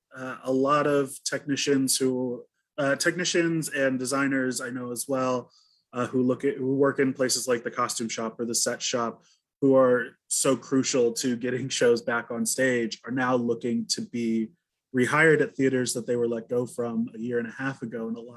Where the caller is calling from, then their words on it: Chicago, Illinois, United States; I am coming from Chicago, actually, which is on the lands of the Potawatomi, Kickapoo, Miami, Sioux, and Peoria.